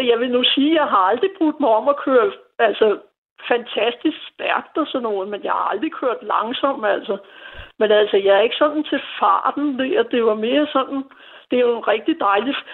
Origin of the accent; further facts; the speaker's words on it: Copenhagen, Capital Region of Denmark, Denmark; jeg er født og opvokset her på Nørrebro